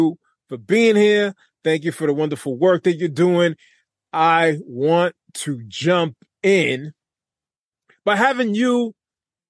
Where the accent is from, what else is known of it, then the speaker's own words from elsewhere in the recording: Lawrence, Massachusetts, United States; I'm from Lawrence, Massachusetts